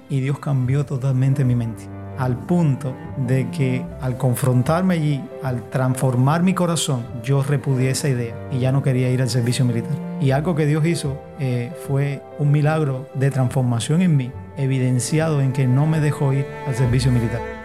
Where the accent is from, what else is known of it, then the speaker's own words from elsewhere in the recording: La Palma, Pinar del Río, Cuba; now in Havana, Cuba; Nací en Pinar del Río, en La Palma, en un pueblo de campo. Allí, pues mi vida fue un tanto difícil